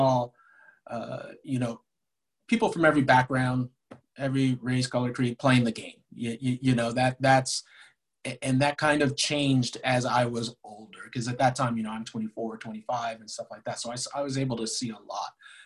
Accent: Los Angeles, California, United States; also born or lived in Detroit; I grew up in Los Angeles

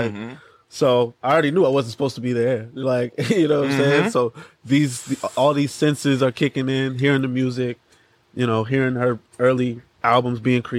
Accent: Los Angeles, California, United States; also born or lived in New York / New Jersey / Atlanta, Georgia; I've been raised here. Like, this is where I was raised. Like, this is where I'm most comfortable.

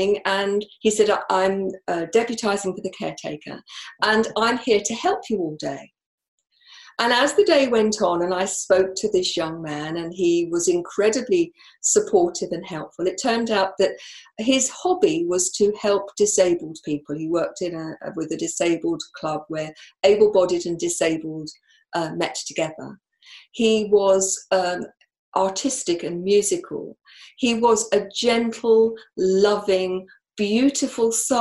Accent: United Kingdom; I'm from the UK

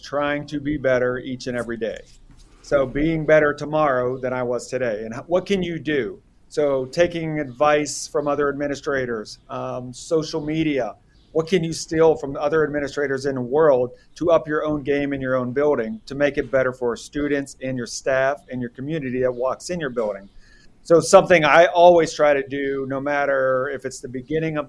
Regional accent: Pittsburgh, Pennsylvania, United States; moved away as an adult; also born or lived in Virginia Beach, Virginia; now in Rockingham County, Virginia, United States; I grew up in the Pittsburgh area of Pennsylvania

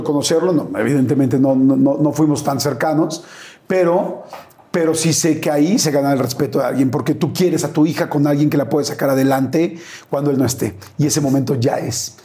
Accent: Mexico; soy mexicano

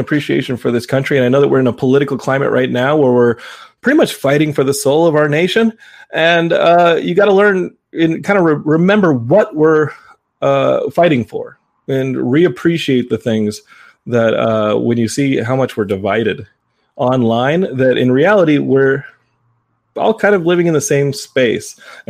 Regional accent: Austin, Texas, United States; And to see my hometown of Austin, not like I'd ever seen it before

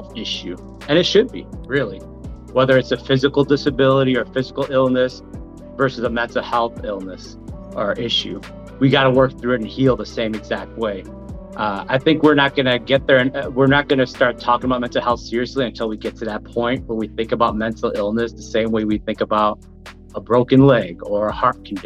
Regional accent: Milwaukee, Wisconsin, United States; I'm from Milwaukee, born and raised here, went to MPS school

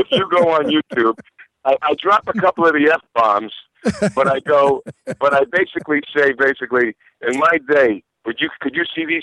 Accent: Dix Hills, New York, United States; accent: Astoria; also born or lived in Astoria, Queens; Well, I was five when we moved to Long Island, Dix Hills, Deer Park. Oh, but I, I was born, in Astoria.

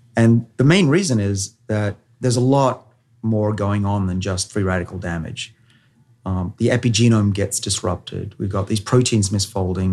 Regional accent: Australia; I'm a Australian.

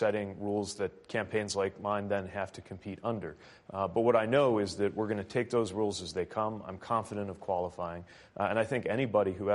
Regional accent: Midwest, United States; I'm from the Midwest

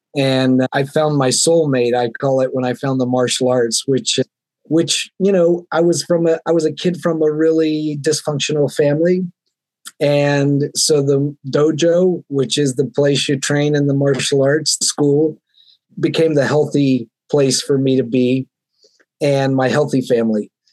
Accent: the South, United States; now in Seattle, United States; I grew up in the South in the Bible Belt where gender roles were very defined

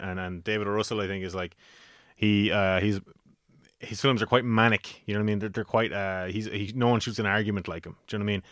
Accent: Carlow, Leinster, Ireland; in Carlow, uh, for my hometown

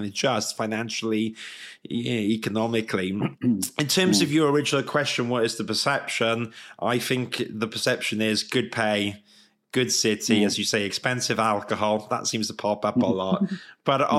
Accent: Swansea, Wales, United Kingdom; moved away as an adult; also born or lived in London; as a Welsh man, moving from Swansea to London was a big deal at the time

